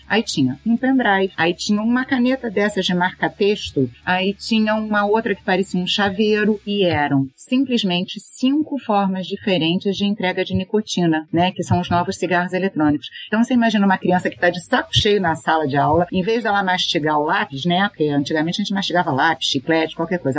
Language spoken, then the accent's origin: Portuguese; Brazil; como brasileiros